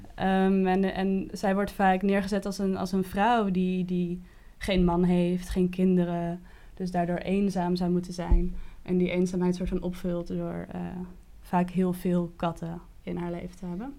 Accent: Kockengen, Utrecht, Netherlands; also born or lived in The Hague; als kind, ik ben verhuisd vanuit Den Haag naar, naar het platteland van Utrecht

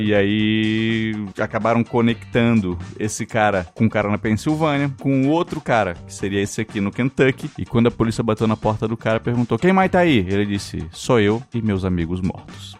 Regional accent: South Region, Brazil; A, a gente é sulista, mas se a gente falar que a gente é do sul

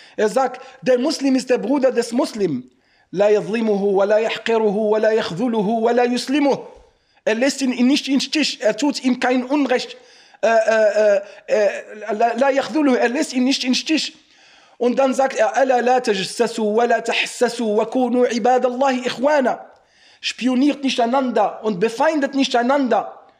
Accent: Morocco; now in Germany; bei uns in Marokko im Osten

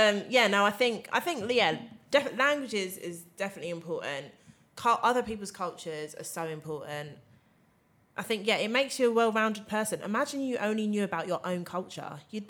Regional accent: England, United Kingdom; I think as English people, we are very ignorant.

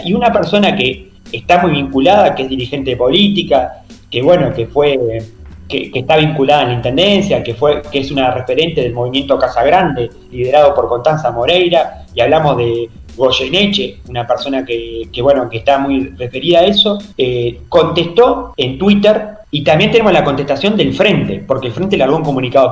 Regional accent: Paysandú, Uruguay; yo soy de Paysandú

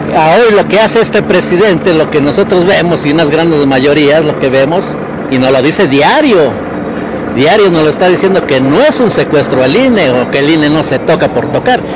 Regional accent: Mexico; yo no soy de aquí, de la ciudad urbana, aquí de la Ciudad de México, eh, soy mexicano al 100%

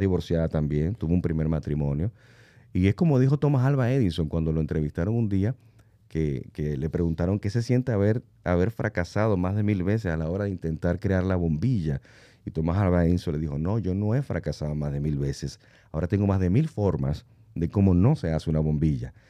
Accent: Venezuela; moved away; mi país natal, que es Venezuela

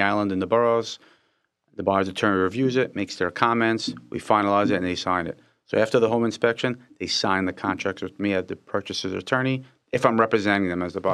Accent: Israel; I was born in Israel.

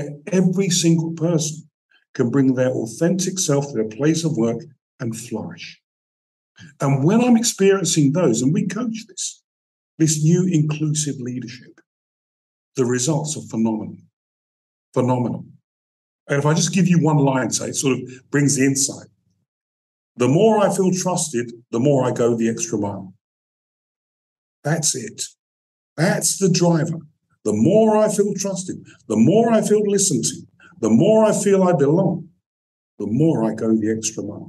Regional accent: London, United Kingdom; moved away as an adult; also born or lived in New York, United States; I'm a Brit

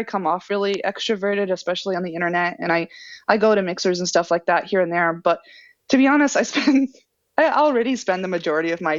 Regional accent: rural New England, United States; moved away; I come from rural New England

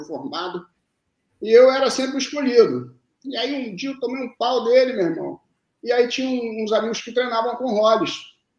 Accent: Rio de Janeiro, Brazil; also born or lived in Lavras, Minas Gerais / Brasília; Cheguei de, de Brasília com 10 anos porque os meus pais, eles tinham, tem família aqui no Rio, entendeu? E eu fui morar no Arpoador

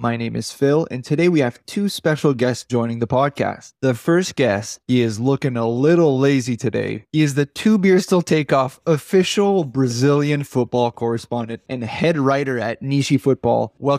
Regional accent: Grand Falls, Canada; Grand Falls, so where in my hometown.

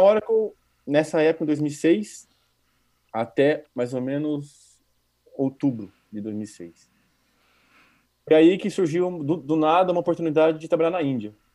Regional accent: Campinas, São Paulo, Brazil; moved away as an adult; para quem é do interior, como eu era de Campinas

